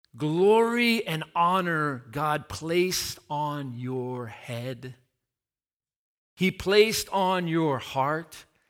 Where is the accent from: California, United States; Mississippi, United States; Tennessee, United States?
Tennessee, United States; my hometown